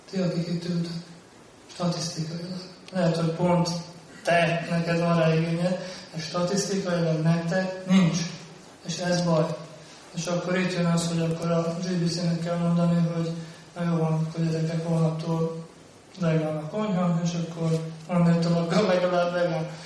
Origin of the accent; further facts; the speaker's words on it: Hungary; mi, mint magyar bakták